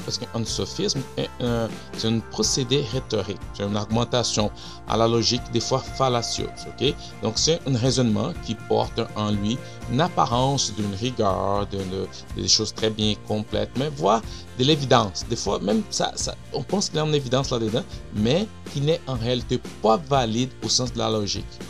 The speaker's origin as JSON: {"language": "French", "country": "Brazil", "second_language": "French", "moved": "yes", "lives_now": "Montreal, Canada", "said": "je viens du Brésil"}